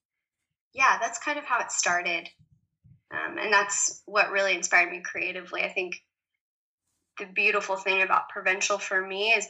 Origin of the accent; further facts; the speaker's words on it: the South, United States; moved away as an adult; also born or lived in New York City / Paris; I was born and raised in the South, surrounded by lots of country music and lovely, lovely people